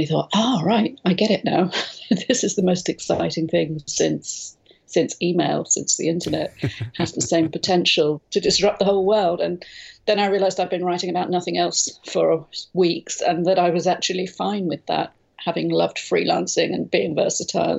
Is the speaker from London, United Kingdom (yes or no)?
yes; London, United Kingdom; moved away as an adult; now in Spain; I'm from London originally, but moved out here a lot of years ago now with a young family